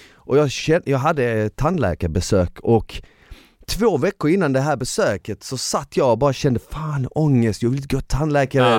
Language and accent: Swedish; Malmö, Skåne, Sweden; jag är från Malmö så vi säger däcka till att somna